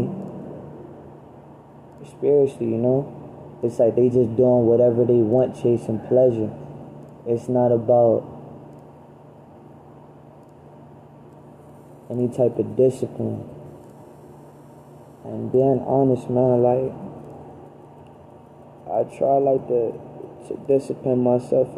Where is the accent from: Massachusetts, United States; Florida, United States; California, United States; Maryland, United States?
Maryland, United States; Baltimore; I'm from Baltimore